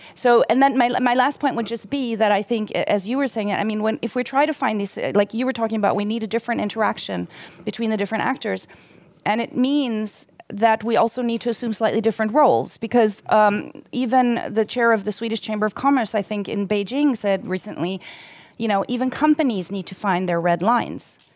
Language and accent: English; Germany; now in Sweden; somebody who, who grew up in Germany